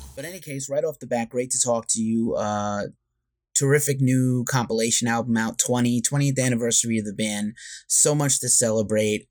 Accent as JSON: {"language": "English", "region": "New York", "country": "United States", "said": "I'm a New Yorker also"}